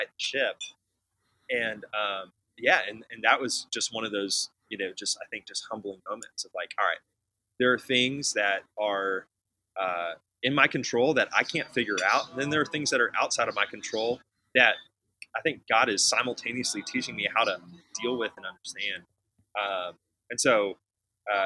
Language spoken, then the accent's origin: English; Houston, Texas, United States; I was born in Houston